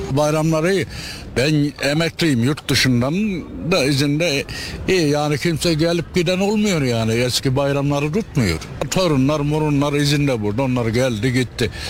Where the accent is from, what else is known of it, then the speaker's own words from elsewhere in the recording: Kozaklı, Nevşehir, Turkey; Tatili bırak memleketime gidemiyorum ya. 90 kilometre. Nevşehir Kozaklı. Memleketim.